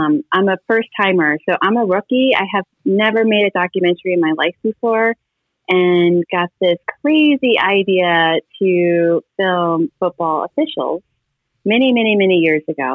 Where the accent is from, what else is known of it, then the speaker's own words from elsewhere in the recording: Nebraska, United States; I'm from a really small town in Nebraska.